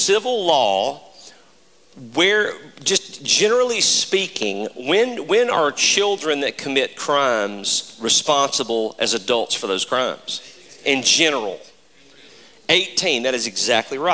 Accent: Mississippi, United States; moved away; also born or lived in Hawaii; My home state, Mississippi

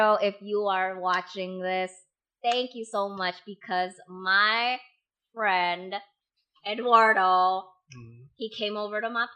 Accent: Indonesia; moved away; I'm from Indonesia. We don't have this where I'm from.

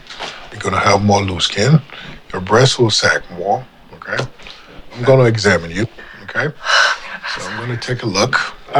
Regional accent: Ghana; I was born and raised in Ghana.

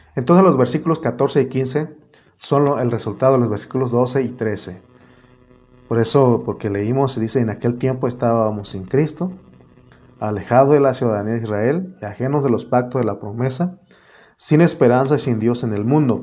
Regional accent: Mexico; en mi INE dice, en mi acta dice que yo soy mexicano

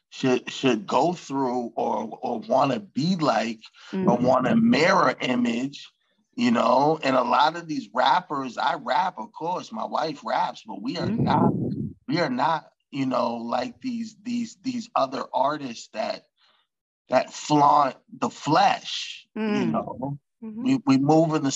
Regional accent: Stoughton, Massachusetts, United States; I grew up in Stoughton.

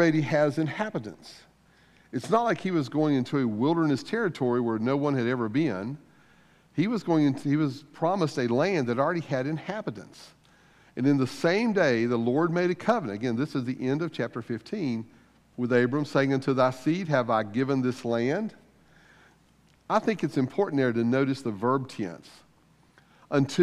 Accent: United States; we as American Christians

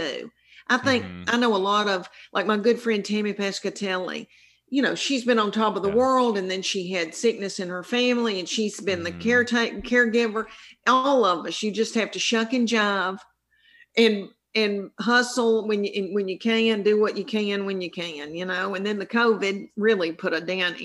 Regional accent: the South, United States; accent: Southern; now in Tennessee, United States; I'm from the South, and this is a real Southern accent

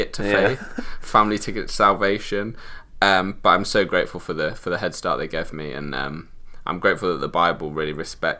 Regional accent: Leicester, East Midlands, United Kingdom; I was born in Leicester originally. Okay. Grew up in Leicester for my whole life.

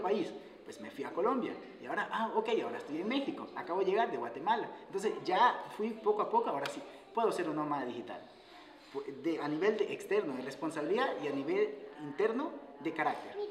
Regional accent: Guayaquil, Guayas, Ecuador; moved away as an adult; also born or lived in Quito; soy ecuatoriano. Me fui a Quito, soy de Guayaquil

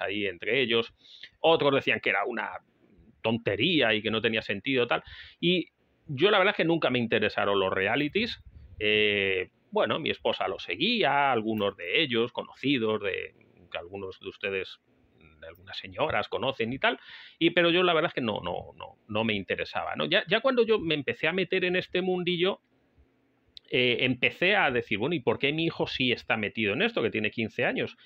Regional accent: Spain; España, el país donde yo nací

